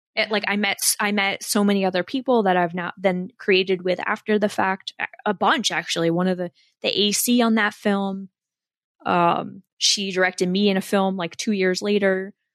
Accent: Warren County, Northwest New Jersey, United States; I'm from Northwest New Jersey, out by Pennsylvania, um, in Warren County. And I grew up there.

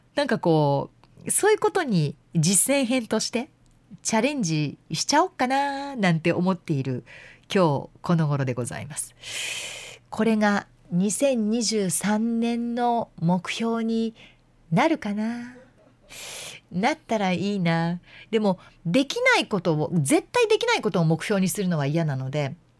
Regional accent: Yamanashi, Japan; moved away; 山梨って私の実家

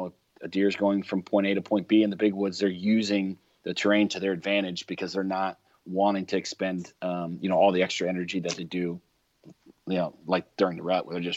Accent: Ohio, United States; I know it's my home state

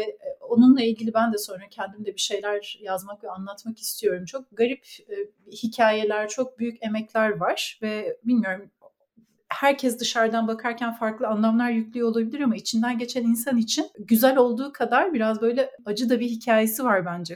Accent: Ankara, Turkey; moved away as an adult; also born or lived in Istanbul; now in Canada; Ankaralıyım. Ankara'da doğdum, büyüdüm ve okudum.

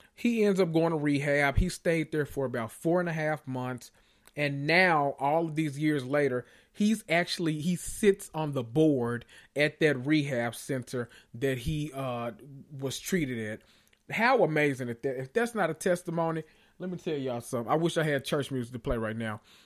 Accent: the South, United States; I'm from the South

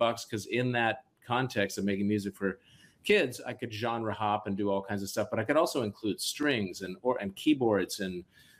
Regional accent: Seattle, Washington, United States; also born or lived in Boston / New York; I need to go back home. I need to go to Seattle. Yeah. And I went home and the joy of reconnecting with my hometown

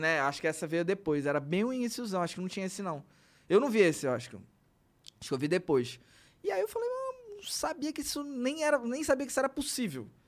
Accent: Belém, Pará, Brazil; a gente é de Belém

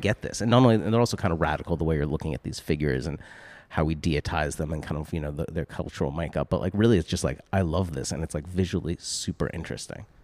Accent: Boston, Massachusetts, United States; I'm from Boston

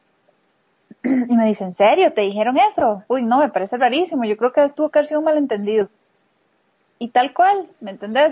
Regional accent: Costa Rica; moved away as an adult; also born or lived in Nigeria / Portugal / Slovakia; luego de haber nacido, pues fue que regresamos a Costa Rica con mis papás

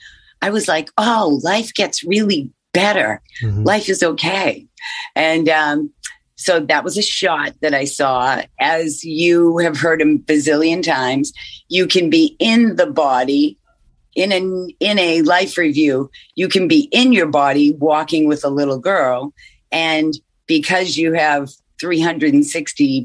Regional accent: Massachusetts, United States; I'm from Massachusetts

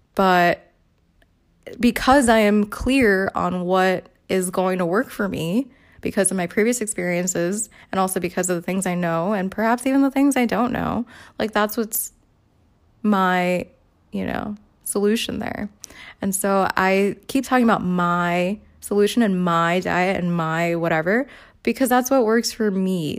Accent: New York City, New York, United States; when I was a kid growing up in the Bronx

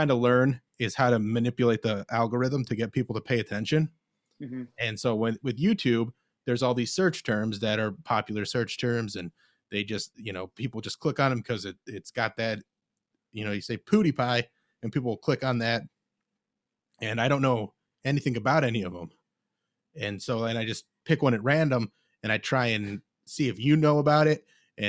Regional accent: Cleveland, Ohio, United States; I grew up Mormon, and I grew up in Cleveland.

